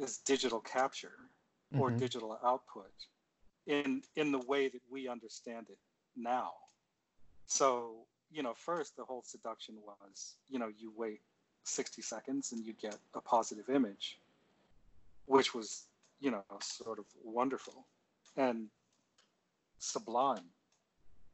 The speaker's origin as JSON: {"language": "English", "town": "Seldom Seen", "region": "Pennsylvania", "country": "United States", "tie": "born or raised there", "also_born_or_lived": "Cleveland, Ohio", "said": "I was born in Cleveland. I grew up in a little town in southwestern Pennsylvania called Seldom Seen"}